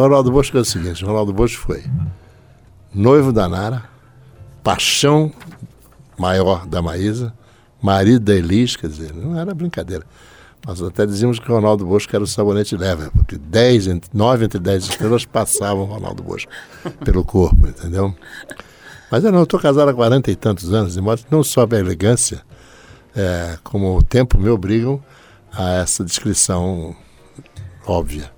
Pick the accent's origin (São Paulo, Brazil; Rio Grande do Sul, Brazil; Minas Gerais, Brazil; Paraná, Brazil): São Paulo, Brazil; now in Rio de Janeiro, Brazil; Nasci no Hospital Alemão que antes era só Hospital Alemão, transformou-se no Hospital Oswaldo